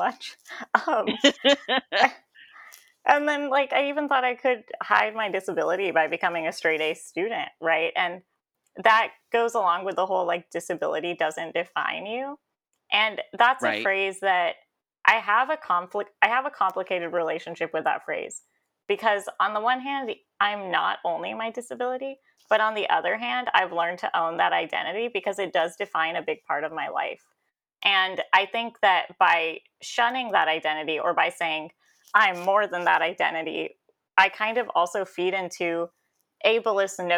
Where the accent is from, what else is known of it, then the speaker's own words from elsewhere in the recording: Elk Grove, California, United States; I was raised here in California in like a tiny suburb called Elk Grove